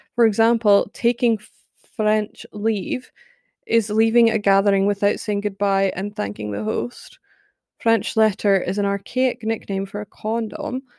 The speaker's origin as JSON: {"language": "English", "region": "Scotland", "country": "United Kingdom", "tie": "born or raised there", "said": "I live in Scotland. I am Scottish, born and bred."}